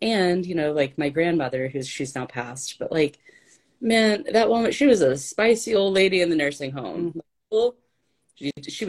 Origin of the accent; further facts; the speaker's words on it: ASR gives Argentina, the South, United States; accent: Southern belle; moved away; I'm from Argentina. I grew up in the South